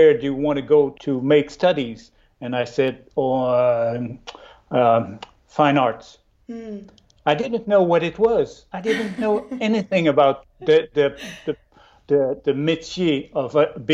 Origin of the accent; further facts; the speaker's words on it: Chicoutimi, Quebec, Canada; now in Trois-Rivières, Canada; I learned my art at the college in my hometown in Chicoutimi